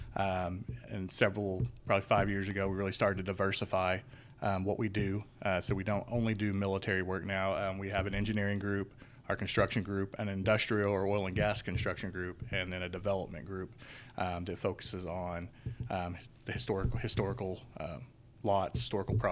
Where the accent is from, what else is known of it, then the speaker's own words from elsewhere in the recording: Chelsea, Oklahoma, United States; I'm a native Oklahoman. I grew up in Chelsea, Oklahoma, thriving metropolis